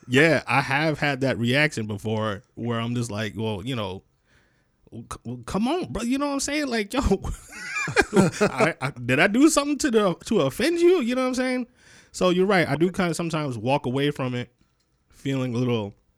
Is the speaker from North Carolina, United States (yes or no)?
no; Rochester, New York, United States; moved away; I'm originally from Rochester, New York, um, which is uh, Western New York.